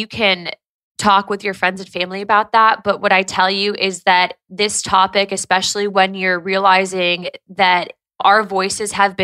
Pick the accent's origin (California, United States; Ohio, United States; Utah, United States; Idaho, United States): California, United States; Santa Ana; growing up in Southern California, growing up right near really Tijuana